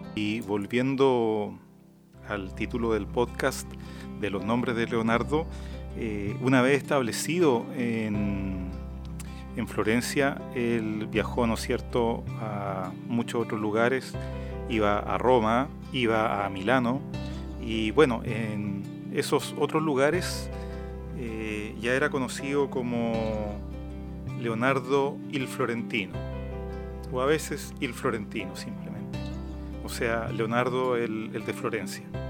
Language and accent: Spanish; Araucanía, Chile; yo nací en la Araucanía